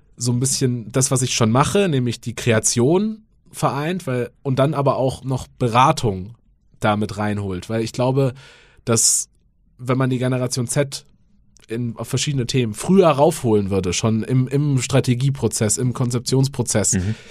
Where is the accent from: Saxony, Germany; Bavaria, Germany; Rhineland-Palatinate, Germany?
Bavaria, Germany; rural suburb of Munich; ich bin auf dem Land aufgewachsen, äh, Vorort von München, aber schon sehr ländlich